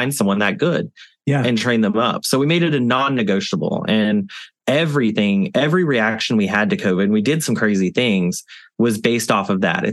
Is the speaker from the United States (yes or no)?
yes; the South, United States; now in New Orleans, United States; I'm a Southerner